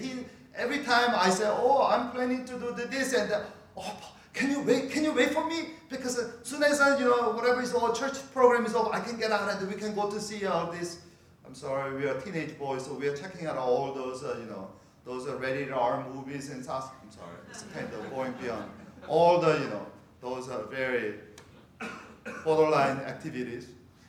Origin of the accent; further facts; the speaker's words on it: California, United States; because I'm from Northern California. I'm a Bay Area guy.